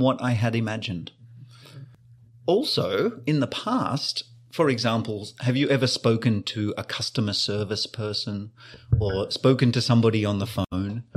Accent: Australia; moved away; I grew up in Australia, the land of sun and sand

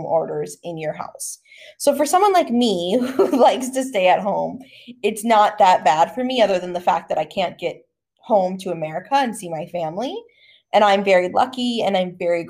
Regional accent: United States; moved away as an adult; now in Australia; as an American

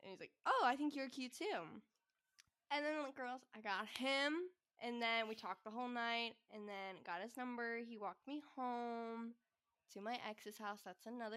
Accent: New Jersey, United States; now in San Diego, United States; I'm from New Jersey

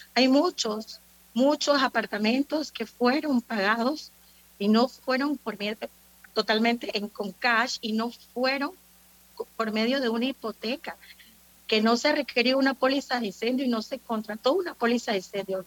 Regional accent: Panama; como panameños que somos

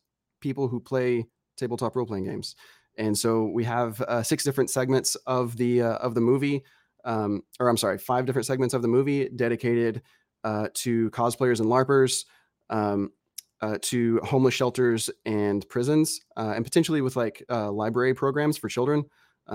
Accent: Arkansas, United States; also born or lived in Tennessee; I'm from Arkansas and Tennessee

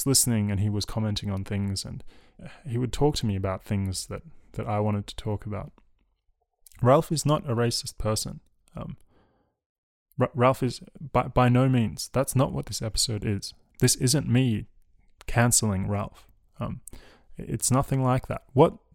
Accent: Australia; I was raised in Australia, a colony.

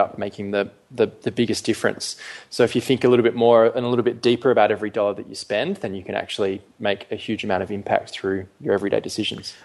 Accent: Perth, Western Australia, Australia; moved away as an adult; also born or lived in London / Melbourne; I was actually born and brought up um, initially in London. Then my family moved to Perth when I was quite young

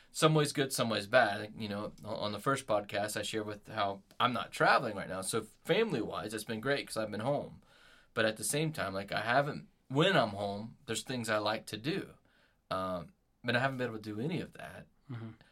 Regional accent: United States; growing up in America

